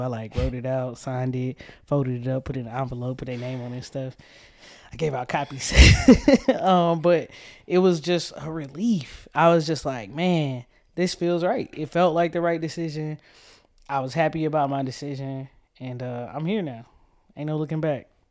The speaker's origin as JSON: {"language": "English", "town": "Tucker", "region": "Georgia", "country": "United States", "tie": "born or raised there", "said": "I was born in Atlanta, Georgia, the outskirts, um, Tucker, Georgia to be exact."}